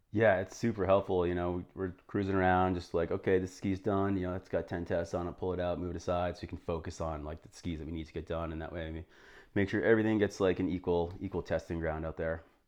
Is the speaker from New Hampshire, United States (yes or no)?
yes; New Hampshire, United States; moved away as an adult; also born or lived in Vermont / Jackson, Wyoming / Boston; I grew up in New Hampshire